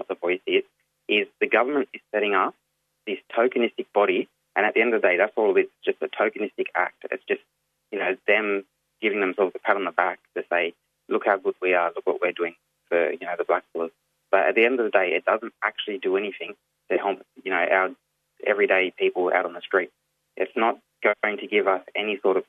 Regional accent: Wreck Bay, Jervis Bay Territory, Australia; My home country, up in the UN Nation, my home community at Wreck Bay

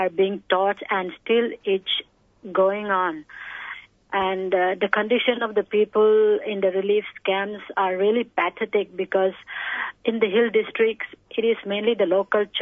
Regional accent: Kangpokpi, Manipur, India; I'm from a small town in Kangpopi, which is in the hill districts of Kangpopi district.

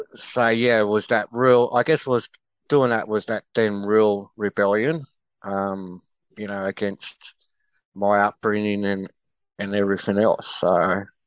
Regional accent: Sydney, New South Wales, Australia; growing up in Sydney, you know, you always had these sporting clubs

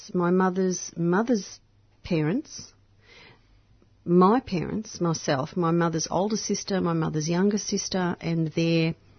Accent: Innsbruck, Tyrol, Austria; now in Melbourne, Australia; I was born in Innsbruck, Austria.

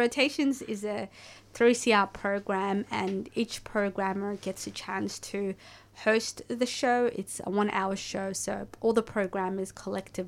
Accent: Somalia; a fellow Somali

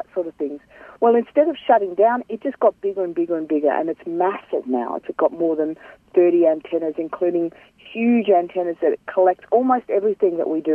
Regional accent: Cairns, Queensland, Australia; I'm from Gimoy, which is Cairns in North Queensland

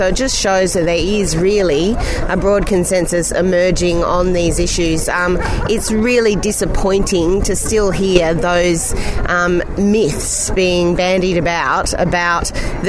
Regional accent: Lismore, New South Wales, Australia; I'm from Lismore in the Northern Rivers.

